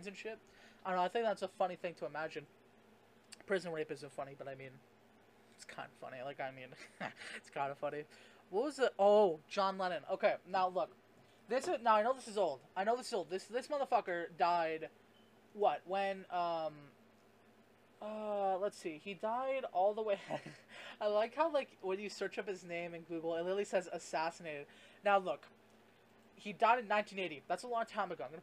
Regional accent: Canada; I'm Canadian

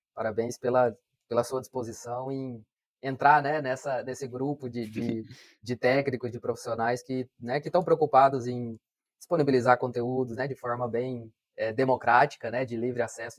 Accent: Colorado do Oeste, Rondônia, Brazil; moved away; Colorado do Oeste, que é a minha cidade natal, eu nasci aqui, né? Então, voltei para trabalhar aqui

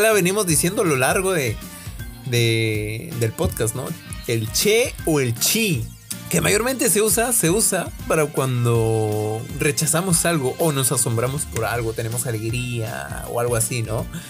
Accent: Piura, Peru; accent: Piuran; los piuranos somos conocidos por tener un habla bien particular. Cuando vamos a algún otro lado del país, tipo Lima, Trujillo, Chiclayo, al toque sacan que somos de Piura por nuestra forma de hablar

